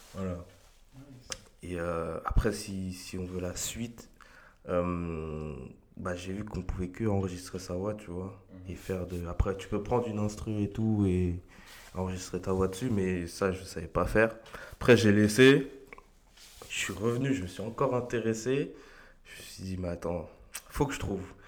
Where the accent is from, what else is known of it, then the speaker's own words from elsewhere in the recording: Argenteuil, Île-de-France, France; also born or lived in La Varenne-Saint-Hilaire, Val-de-Marne; je viens d'Argenteuil, euh, j'y suis resté toute ma vie. Enfin, je suis arrivé, enfin, on est arrivé avec mes parents, j'avais 3 ans